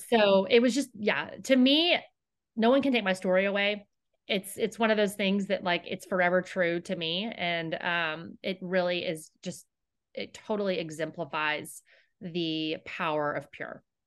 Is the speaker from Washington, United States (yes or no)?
no; Houston, Texas, United States; I grew up here in Houston